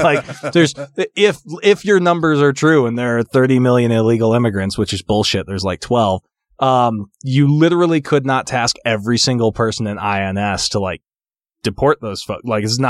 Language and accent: English; St. George, Utah, United States; I can say I was raised in Utah because like my real foundational years took place in St. George. I lived there from when, however old you are, in like fifth grade until I graduated from college.